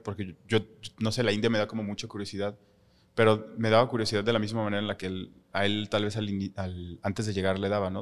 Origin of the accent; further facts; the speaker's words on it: Mexico; nosotros como mexicanos